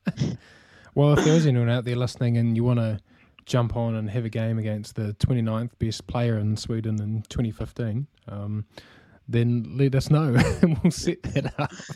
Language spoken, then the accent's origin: English; New Zealand; as you can probably tell from my accent as well, uh, I'm from New Zealand.